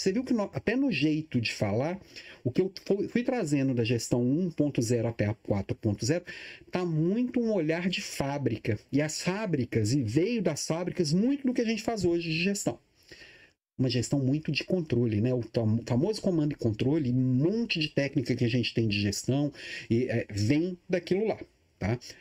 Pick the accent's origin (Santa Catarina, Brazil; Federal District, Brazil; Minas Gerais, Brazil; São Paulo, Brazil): Minas Gerais, Brazil; now in Florianópolis, Brazil; Eu, eu sou mineiro